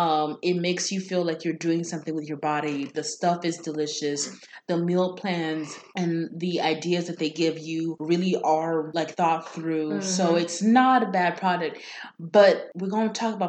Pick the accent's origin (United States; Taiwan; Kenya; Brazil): Kenya; I am Kenyan and our specialty meat is goat.